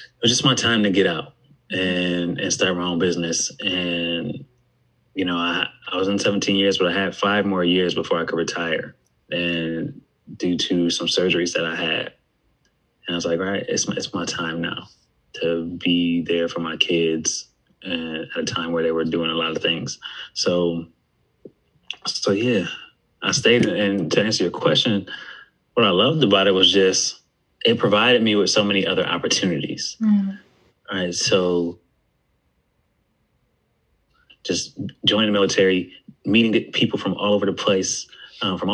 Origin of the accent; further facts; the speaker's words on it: Buffalo, New York, United States; moved away as an adult; also born or lived in West Virginia; I'm from Buffalo, New York, but I went to school at West Virginia University